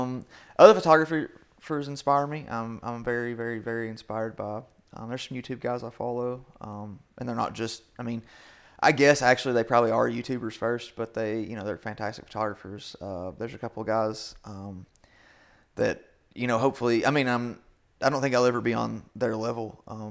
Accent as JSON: {"language": "English", "region": "Kentucky", "country": "United States", "tie": "born or raised there", "said": "I didn't grow up poor, but, you know, I grew up in Southeastern Kentucky"}